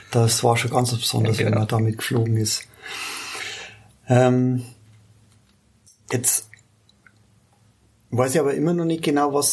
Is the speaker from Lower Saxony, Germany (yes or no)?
no; Landshut, Bavaria, Germany; ich bin äh, gebürtiger Landshuter, genau. Gebürtiger Landshuter, genau. Wir sind hier in Ergolding